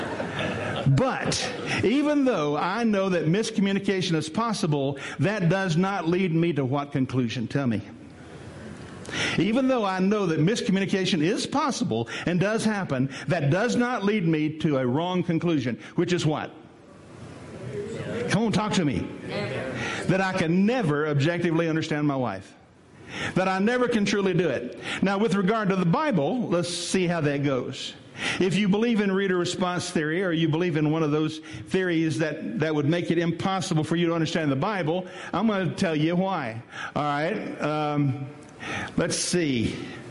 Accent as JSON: {"language": "English", "region": "West Tennessee", "country": "United States", "said": "I'm from West Tennessee. I ain't quite used to that yet. You know, in West Tennessee, we don't do that."}